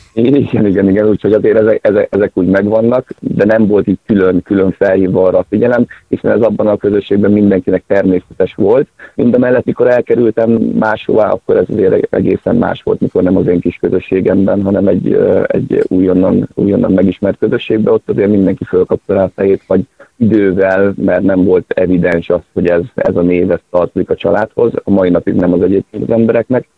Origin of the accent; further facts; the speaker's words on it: Zánka, Veszprém County, Hungary; moved away as an adult; also born or lived in Szeged; én egy viszonylag kis közösségben nőttem föl, én Zánkán éltem egészen addig, ameddig föl nem kerültem főiskolára